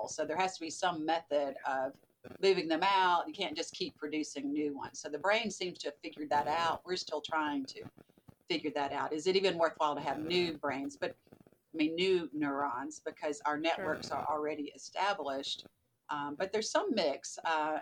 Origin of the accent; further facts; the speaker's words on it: the South, Southern United States, United States; accent: Southern; moved away as an adult; also born or lived in Birmingham, Alabama; now in Virginia, United States; You can probably hear my Southern accent still, even though I've been in Virginia a while.